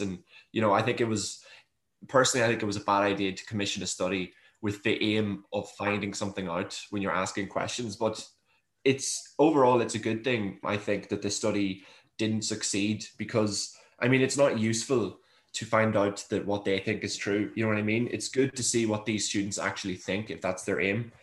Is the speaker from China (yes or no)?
no; Monaghan, Ulster, Ireland; growing up in Monaghan, like myself